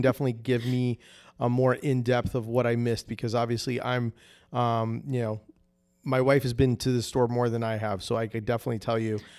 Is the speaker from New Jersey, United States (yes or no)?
yes; New Jersey, United States; now in Orlando, United States; I'm originally from New Jersey up north. but I've been in Florida for so long, and in Orlando for so, for, like, over twenty-something years